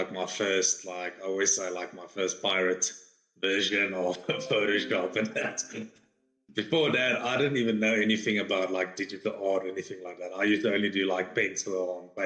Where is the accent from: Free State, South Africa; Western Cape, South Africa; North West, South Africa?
Free State, South Africa; now in Johannesburg, South Africa; I'm originally from the Free State, then we moved to this side of Joburg